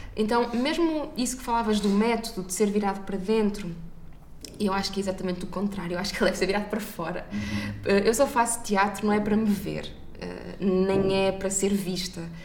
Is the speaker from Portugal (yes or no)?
yes; Maia, Norte, Portugal; à Maia, à minha terra